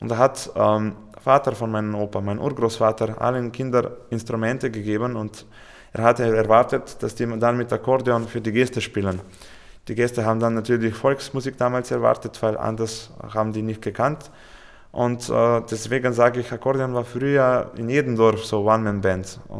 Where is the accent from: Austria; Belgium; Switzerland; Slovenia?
Slovenia; German is a second language; Und wir haben ein Konzert in Ljubljana gespielt, bei uns in Hauptstadt, mit Fernsehübertragung.